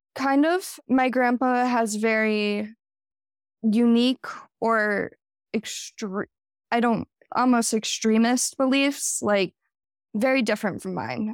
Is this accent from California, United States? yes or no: no; Jackson, Wyoming, United States; I was born and raised in Jackson, Wyoming. I haven't lived anywhere else